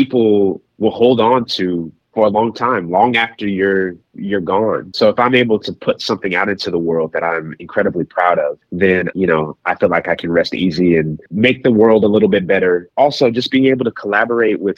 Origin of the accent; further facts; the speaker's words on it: Kansas City, Missouri, United States; my hometown roots. Kansas City is such a fiber of my being